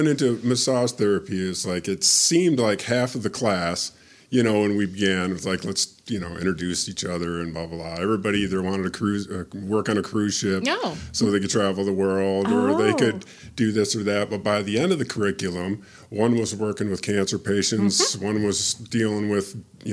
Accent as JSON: {"language": "English", "region": "Michigan", "country": "United States", "tie": "born or raised there", "moved": "yes", "said": "I grew up in Michigan"}